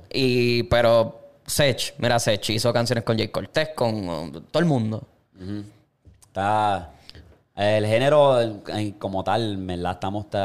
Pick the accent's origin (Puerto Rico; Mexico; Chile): Puerto Rico; yo soy de Puerto Rico